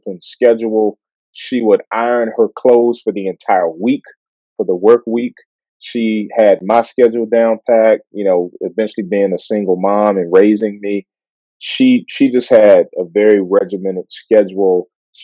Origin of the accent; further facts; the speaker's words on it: Washington, District of Columbia, United States; I grew up in Southeast Washington, D.C., man. So I was born and raised there.